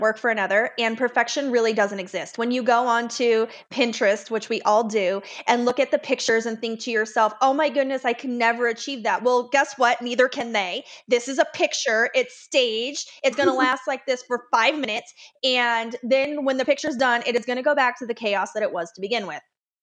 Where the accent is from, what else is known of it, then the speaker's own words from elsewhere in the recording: Las Vegas, Nevada, United States; now in Colorado, United States; I'm from Las Vegas originally.